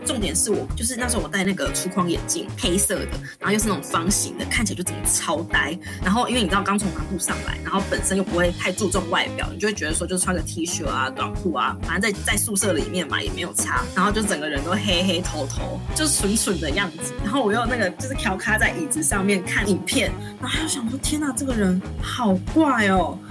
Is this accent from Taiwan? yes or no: yes; southern Taiwan, Taiwan; moved away as an adult; also born or lived in Taipei; 我是从南部来的，我又第一次上台北